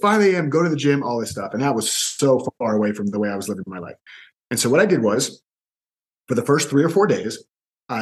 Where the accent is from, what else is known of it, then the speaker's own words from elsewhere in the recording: Orlando, Florida, United States; also born or lived in Miami; I was born in Miami, but I moved to Orlando with my mom when I was two. And I was in Orlando, and not just in Orlando, I was in the same 1 to 2 mile radius for the next 32 years